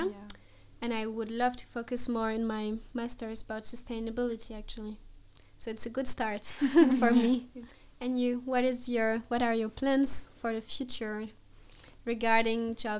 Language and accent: English; France; I'm …, also a French student, and I'm studying economics and finance here currently in Karlstad University.